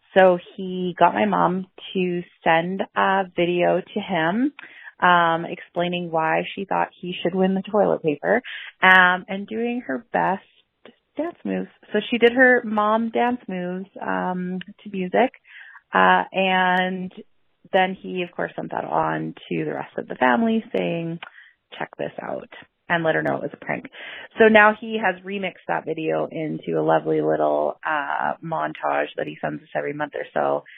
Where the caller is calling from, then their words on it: Lethbridge, Alberta, Canada; I'm calling from Lethbridge, Alberta, Canada.